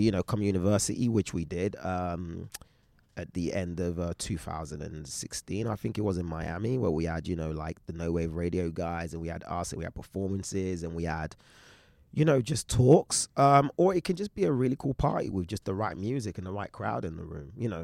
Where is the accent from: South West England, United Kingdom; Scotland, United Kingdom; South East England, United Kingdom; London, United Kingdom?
London, United Kingdom; moved away as an adult; also born or lived in Shoreditch; now in Los Angeles, United States; I grew up in East London.